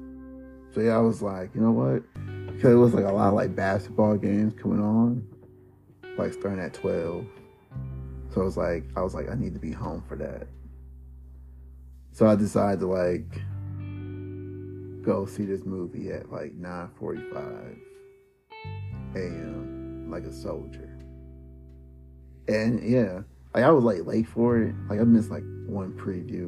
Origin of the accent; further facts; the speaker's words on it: Detroit, Michigan, United States; I'm from Detroit